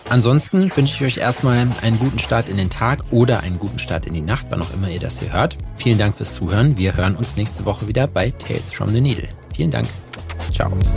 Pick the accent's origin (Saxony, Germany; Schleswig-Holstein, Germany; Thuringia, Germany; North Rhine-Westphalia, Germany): Thuringia, Germany; Jena; in meiner Heimatstadt Jena